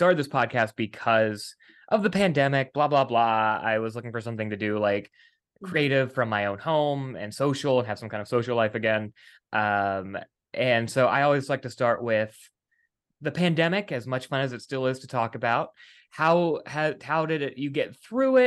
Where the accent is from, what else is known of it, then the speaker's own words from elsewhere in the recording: West Virginia, United States; I am from West Virginia.